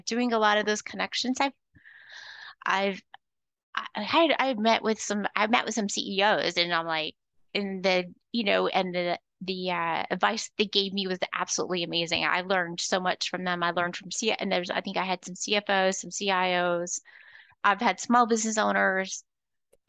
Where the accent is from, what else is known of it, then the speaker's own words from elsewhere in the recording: Florida, United States; also born or lived in North Georgia; now in Georgia, United States; I'm originally from Florida